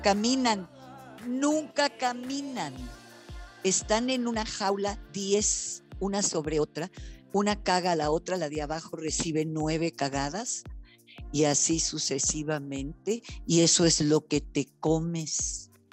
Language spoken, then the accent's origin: Spanish; Yucatán, Mexico; yo nací en Yucatán